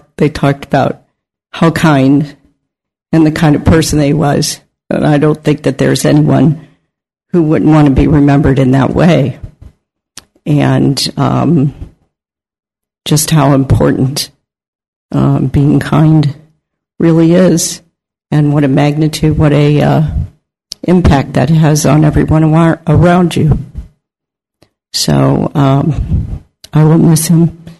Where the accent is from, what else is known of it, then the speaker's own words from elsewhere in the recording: Napa, California, United States; So, you're from Napa? I'm from Napa.